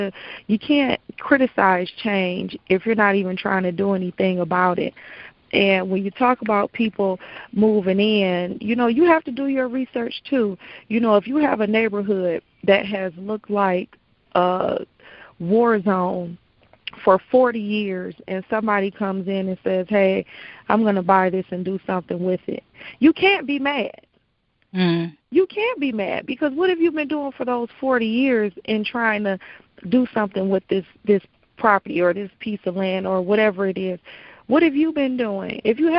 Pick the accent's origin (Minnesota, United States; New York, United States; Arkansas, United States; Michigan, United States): Michigan, United States; Detroit; But as a Detroiter, to have pride in your city and pride in what's going on in your city and pride in your people